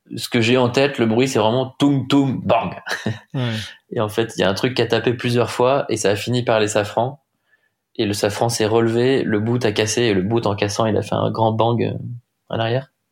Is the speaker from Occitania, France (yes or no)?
no; Rennes, Brittany, France; je suis breton, j'ai grandi à Rennes